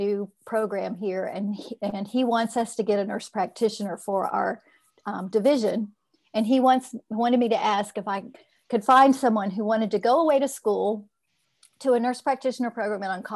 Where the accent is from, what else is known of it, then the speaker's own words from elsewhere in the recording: Florida, United States; I grew up in Florida